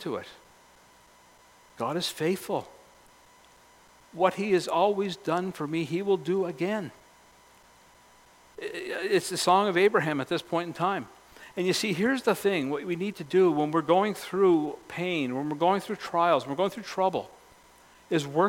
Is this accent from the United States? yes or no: no; Cape Breton, Nova Scotia, Canada; growing up in Cape Breton.